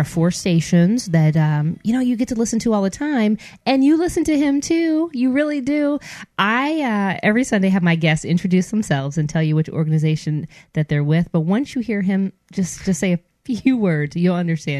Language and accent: English; Detroit, Michigan, United States; I'm from Detroit.